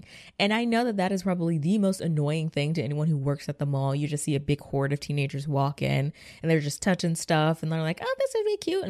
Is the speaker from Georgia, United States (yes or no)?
yes; Georgia, United States; I'm from Georgia